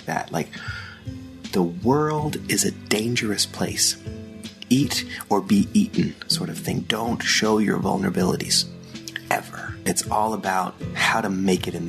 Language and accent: English; Austria; moved away; In the German language, which is where I grew up in Austria, speaking German.